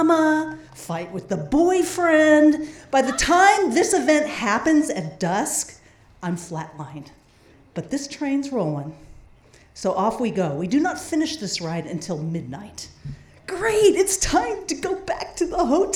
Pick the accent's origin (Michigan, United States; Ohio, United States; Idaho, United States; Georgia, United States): Idaho, United States; We're from Idaho.